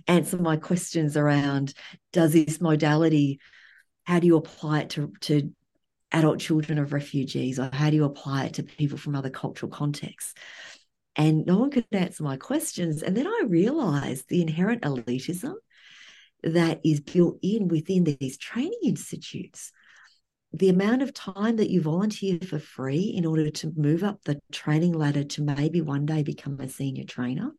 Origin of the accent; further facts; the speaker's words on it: Australia; moved away as an adult; now in United States; being raised in Australia